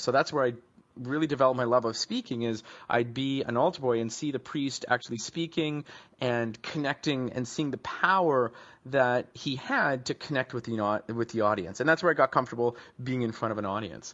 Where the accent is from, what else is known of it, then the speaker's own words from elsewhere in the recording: Vancouver, British Columbia, Canada; I grew up back in Vancouver, British Columbia, in Canada